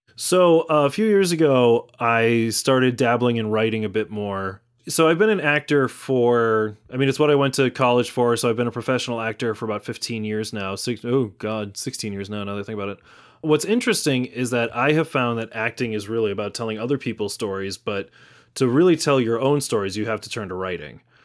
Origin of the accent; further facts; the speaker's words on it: Natick, Massachusetts, United States; also born or lived in Somerville; now in Malden, United States; both Amanda and I grew up in Natick all our lives. Uh, so yeah, that's where I spent the first twenty years of my life was in Natick